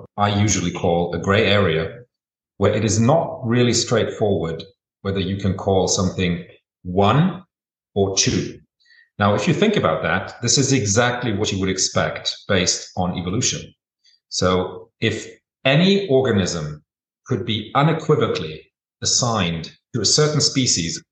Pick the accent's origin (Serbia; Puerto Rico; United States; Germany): Germany; I was born and raised in Germany